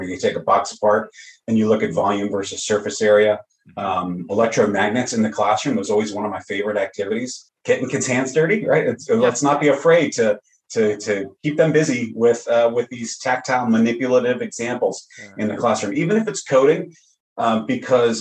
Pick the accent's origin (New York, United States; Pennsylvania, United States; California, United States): New York, United States; Long Island; also born or lived in Staten Island, New York / Fort Myers, Florida; now in Bossier City, United States; I'm originally from New York, Long Island, lived on Staten Island a number of years